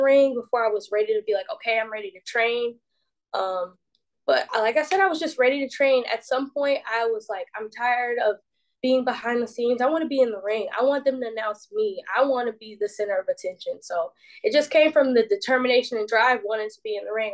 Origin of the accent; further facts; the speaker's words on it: Decatur, Georgia, United States; So I was born and raised in Decatur, Georgia, which is like 20 minutes east of Atlanta.